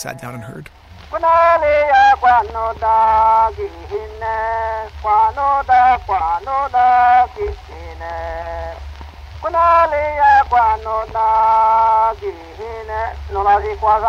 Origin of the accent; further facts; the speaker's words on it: Tobique First Nation, Wolastoqey territory, New Brunswick, Canada; I come from Tobik First Nation in Wolastoqey territory